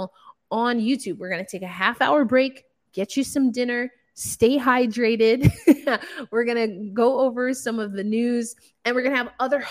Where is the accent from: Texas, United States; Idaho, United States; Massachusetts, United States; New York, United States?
New York, United States; I'm from New York